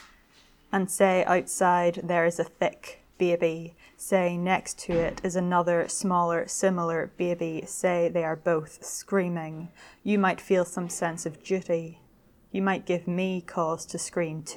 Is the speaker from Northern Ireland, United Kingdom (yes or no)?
yes; Belfast, Northern Ireland, United Kingdom; now in London, United Kingdom; I'm originally from Belfast in Northern Ireland.